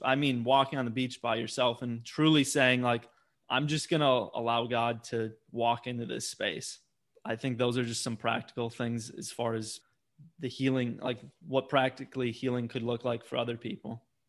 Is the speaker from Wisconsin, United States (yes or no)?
yes; Wisconsin, United States; Growing up in Wisconsin